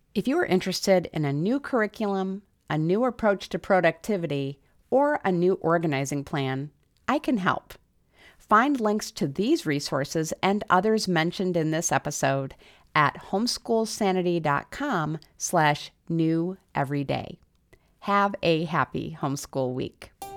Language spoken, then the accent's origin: English; South Dakota, United States; moved away; I grew up in South Dakota, where the cold and snow had a profoundly negative effect on my mood